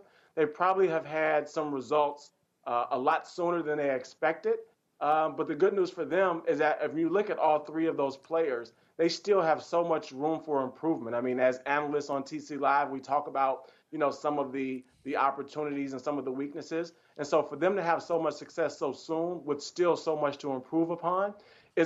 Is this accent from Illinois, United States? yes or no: yes; Chicago, Illinois, United States; my hometown